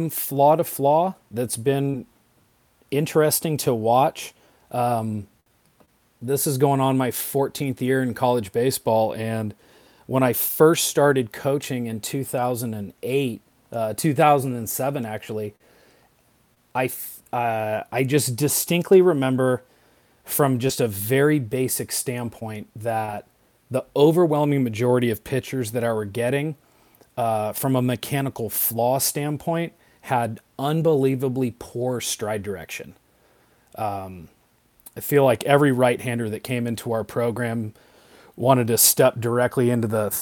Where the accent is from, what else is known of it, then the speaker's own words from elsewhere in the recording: Napa Valley, Northern California, United States; moved away as an adult; also born or lived in Santa Barbara, California; I grew up in the Napa Valley, up in Northern California, about 50 miles north of San Francisco